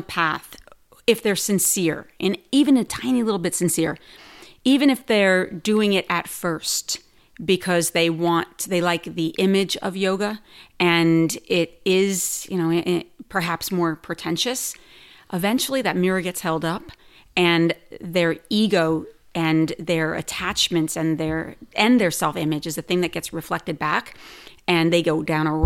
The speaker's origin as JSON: {"language": "English", "region": "New Jersey", "country": "United States", "tie": "born or raised there", "also_born_or_lived": "New York City", "moved": "yes", "said": "I grew up in New Jersey, moved to New York City"}